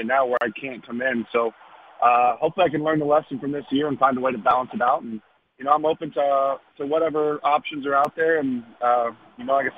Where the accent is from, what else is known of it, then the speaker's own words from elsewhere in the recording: Texas, United States; my hometown.